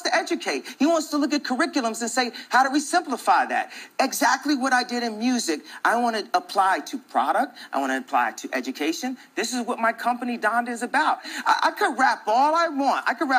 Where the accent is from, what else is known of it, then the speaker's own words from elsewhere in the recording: Chicago, Illinois, United States; I'm not from Chicago